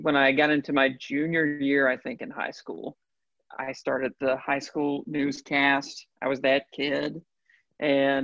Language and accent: English; Fuquay-Varina, North Carolina, United States; I grew up in Fuquay